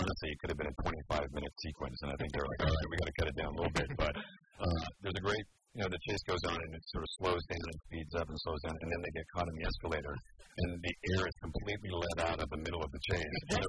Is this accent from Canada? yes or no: yes; Canada; I grew up in Canada, so I was born with skates on.